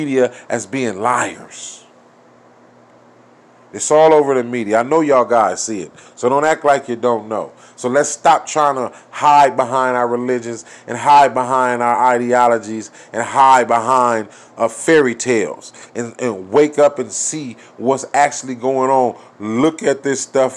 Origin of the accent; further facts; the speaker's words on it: United States; we as a American people